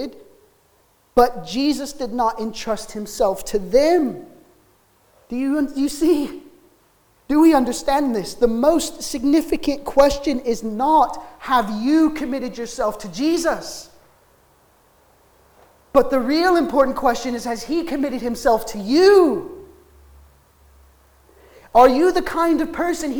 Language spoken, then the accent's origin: English; United States; now in Wales, United Kingdom; as an American